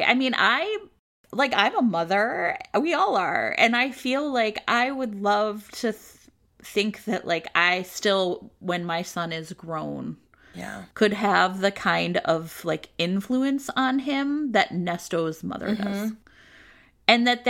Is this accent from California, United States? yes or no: no; Cleveland, Ohio, United States; I'm from Cleveland